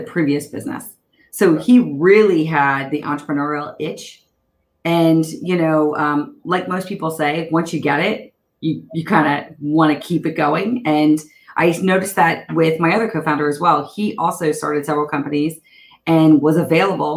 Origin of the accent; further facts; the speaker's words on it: Baltimore, Maryland, United States; moved away as an adult; now in Northern California, United States; grew up in Baltimore. So outside of Baltimore, in Baltimore, Maryland. I now live in Northern California